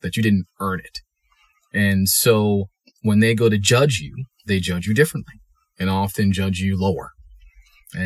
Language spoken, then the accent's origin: English; Maryland, United States; also born or lived in Charleston / Durham, North Carolina; but I actually ended up growing up in Maryland. We moved there when I was in third grade.